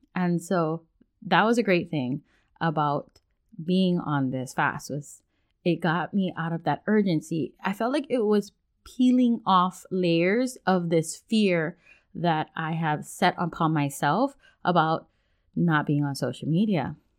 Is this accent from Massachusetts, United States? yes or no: no; Hawaii, United States; also born or lived in Washington State; now in Washington, United States; we're originally from Hawaii, now we live in Washington State